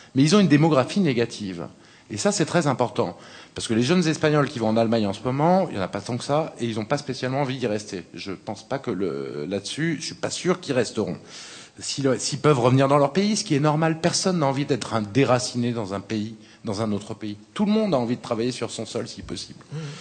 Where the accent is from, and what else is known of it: France